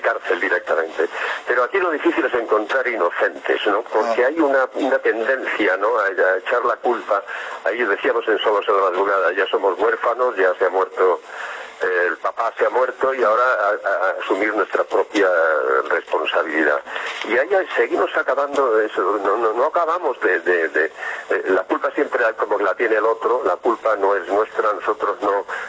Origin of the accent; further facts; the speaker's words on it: Spain; en España, vamos de cráneo